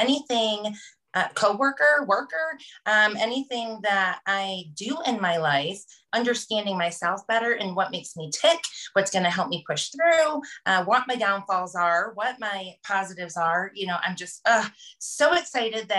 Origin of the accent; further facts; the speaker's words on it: Colorado, United States; I am from Colorado.